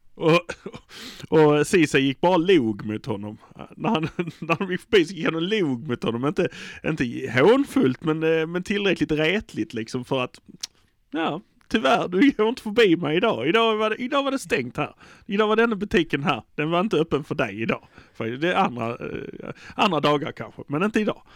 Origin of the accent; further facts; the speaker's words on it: Malmö, Skåne, Sweden; vi är från Malmö